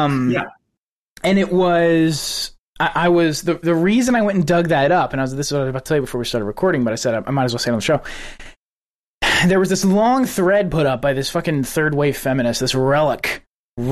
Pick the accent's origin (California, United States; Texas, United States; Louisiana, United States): Texas, United States; West; now in Houston, United States; coming from West Texas too, we don't get snow